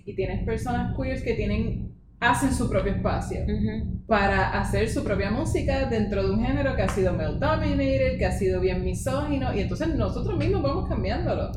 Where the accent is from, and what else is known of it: Puerto Rico